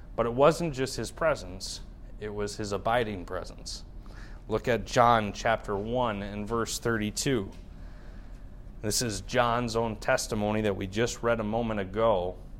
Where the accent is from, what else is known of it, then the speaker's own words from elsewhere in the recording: United States; As American believers